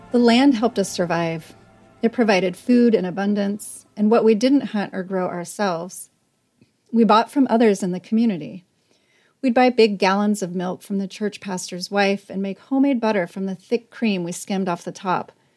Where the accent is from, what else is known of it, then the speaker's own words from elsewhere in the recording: Northern California, United States; accent: strong Northern California; my strong Northern California accent